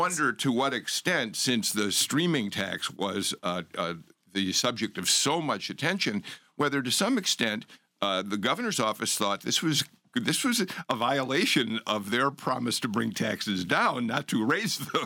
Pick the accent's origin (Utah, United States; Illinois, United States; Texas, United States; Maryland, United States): Illinois, United States; Chicago; now in Georgia, United States; I'm from Chicago